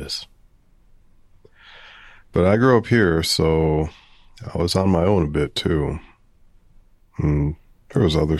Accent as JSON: {"language": "English", "town": "Providence", "region": "Rhode Island", "country": "United States", "tie": "born or raised there", "said": "Well, I grew up in Providence on the Cranston line, close to Roger Williams Park."}